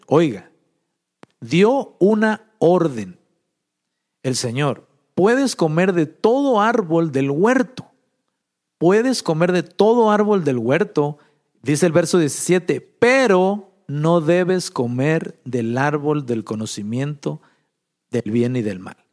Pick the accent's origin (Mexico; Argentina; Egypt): Mexico; moved away; Allá en México, de donde, de donde yo soy, de un rancho por allá